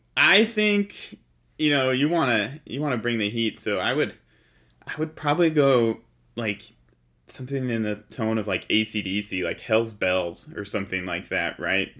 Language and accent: English; Utah, United States; I grew up here in Utah, in the mountains of Utah